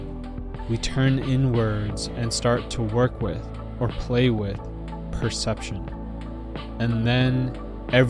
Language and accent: English; New Jersey, United States; growing up in New Jersey, raised as a Buddhist in the Sri Lankan community in New Jersey